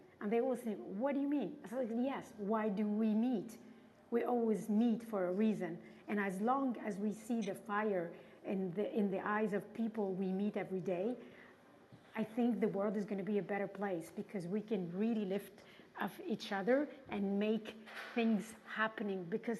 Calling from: Paris, Île-de-France, France; English is a second language; Oh, my God. I hope I can find my words in English. I'm tuning in from Paris.

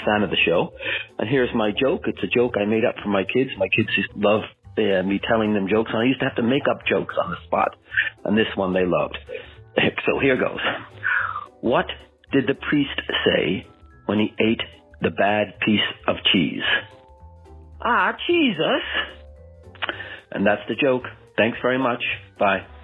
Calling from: Klamath Falls, Oregon, United States; I'm calling from Klamath Falls, Oregon

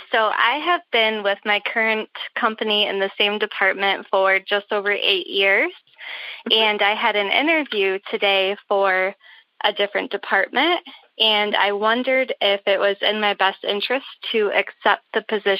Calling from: Michigan, United States; Central Michigan.

